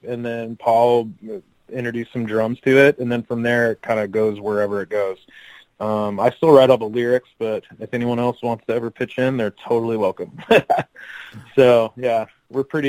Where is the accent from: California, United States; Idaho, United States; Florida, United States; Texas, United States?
California, United States; San Diego; we're both from San Diego. We grew up in the same part of town, went to the same high school